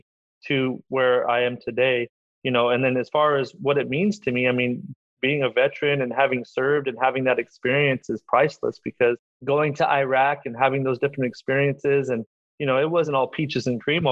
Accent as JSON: {"language": "English", "town": "Madera", "region": "California", "country": "United States", "tie": "born or raised there", "also_born_or_lived": "Michigan", "moved": "as an adult", "said": "I'm obviously from Madera and we graduated in 98"}